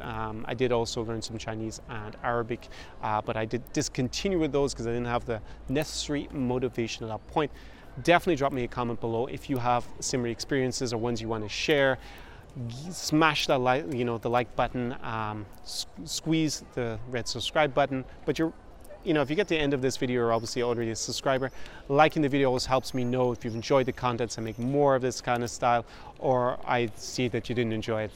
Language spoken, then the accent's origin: English; Ireland; first language English; moved away; in my home country of Ireland